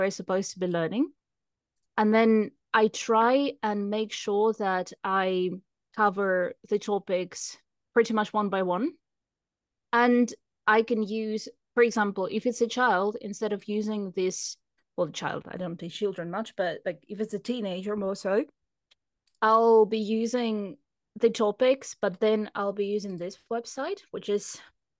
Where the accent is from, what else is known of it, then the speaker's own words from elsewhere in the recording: United Kingdom; I'm British